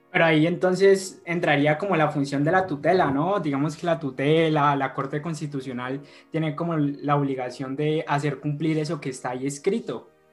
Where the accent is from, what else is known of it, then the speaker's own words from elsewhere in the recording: Colombia; como colombianos